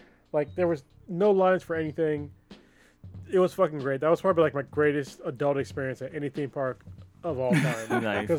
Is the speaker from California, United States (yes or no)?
yes; Newark, California, United States; when I was growing up in Newark. It was less than 20,000 people.